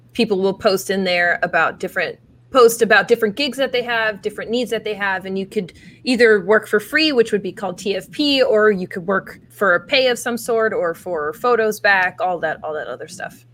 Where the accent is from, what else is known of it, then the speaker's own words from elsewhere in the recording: Atlantic City area, New Jersey, United States; now in Austin, United States; I was born in Atlantic City, so I'm from South Jersey, where they say "wooder" instead of "water,"